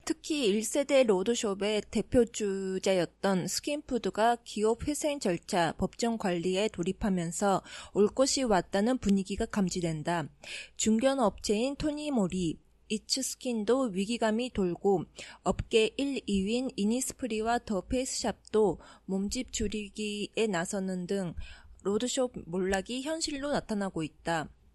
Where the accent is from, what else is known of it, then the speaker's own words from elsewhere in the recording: Japan; also born or lived in South Korea; 私、韓国生まれ、日本育ち、わったがたしてきた韓国人